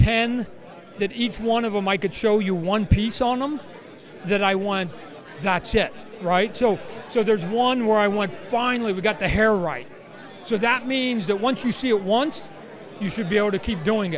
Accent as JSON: {"language": "English", "country": "Canada", "tie": "born or raised there", "said": "a Canadian, privileged white Canadian kid"}